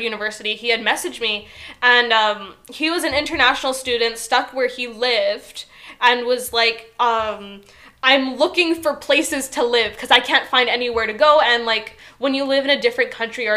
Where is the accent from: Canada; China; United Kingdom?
Canada; from Canada.